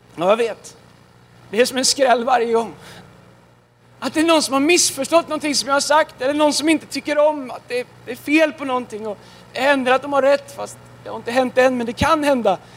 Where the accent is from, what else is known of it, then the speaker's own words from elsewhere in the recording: Tidaholm, Västra Götaland, Sweden; now in Stockholm, Sweden; jag kommer ifrån eh, Tidaholm. Tidaholm. Fast jag bor i Stockholm.